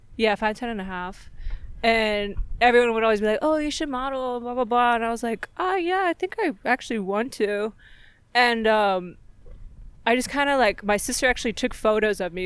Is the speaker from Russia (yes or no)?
no; Fallbrook, California, United States; North San Diego, like Fallbrook is my hometown.